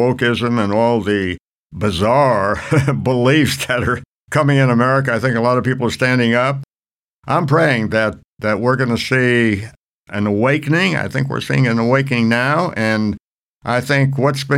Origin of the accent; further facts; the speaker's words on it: New York City, New York, United States; now in Oklahoma City, United States; I'm originally from New York City. It's my hometown